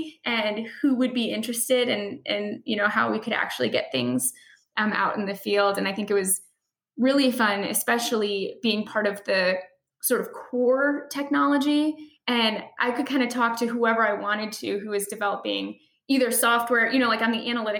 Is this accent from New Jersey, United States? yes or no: no; Chicago, Illinois, United States; I am from Chicago. I'm from the Midwest